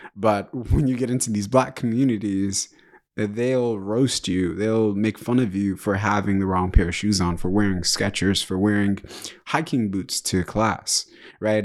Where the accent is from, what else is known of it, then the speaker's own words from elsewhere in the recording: Kinshasa, DR Congo; I was born in Kinshasa, which is the capital of D R Congo, uh, Democratic Republic of Congo.